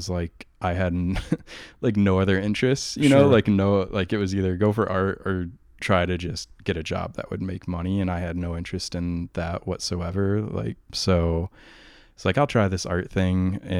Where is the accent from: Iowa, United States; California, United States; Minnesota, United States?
Iowa, United States; No, I'm from Iowa, right on the Iowa-Illinois border on the Mississippi.